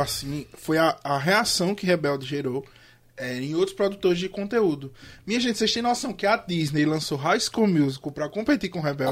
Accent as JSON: {"language": "Portuguese", "country": "Brazil", "said": "nós somos o único país da América Latina que não fala espanhol"}